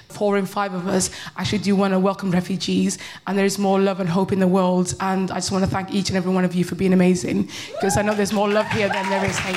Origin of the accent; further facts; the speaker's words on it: United Kingdom; everybody calls me bitter, but I'm just British.